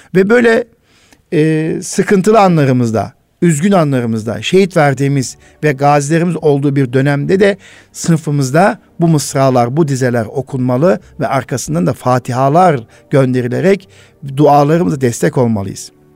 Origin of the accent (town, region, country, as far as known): Turkey